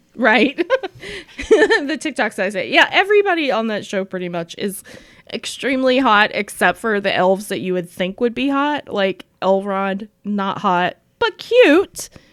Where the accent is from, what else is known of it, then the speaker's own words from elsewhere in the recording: Appalachia, United States; moved away; also born or lived in Saint Paul, Minnesota; I'm both from Appalachia